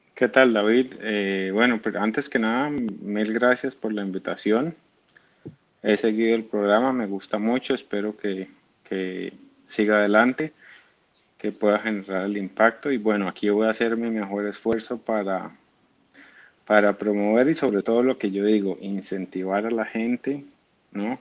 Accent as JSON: {"language": "Spanish", "town": "Cúcuta", "region": "Norte de Santander", "country": "Colombia", "tie": "born or raised there", "also_born_or_lived": "Bogotá", "moved": "as an adult", "said": "yo digo que soy cucuteño pero en realidad yo soy de Bogotá, yo nací en Bogotá."}